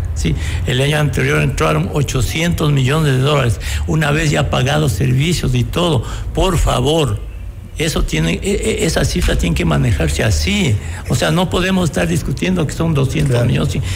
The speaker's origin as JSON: {"language": "Spanish", "country": "Ecuador", "said": "estamos como ecuatorianos sin libertades"}